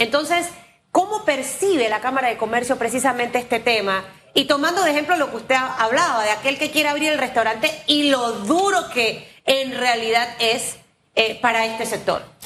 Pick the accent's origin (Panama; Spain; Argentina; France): Panama; esos somos los panameños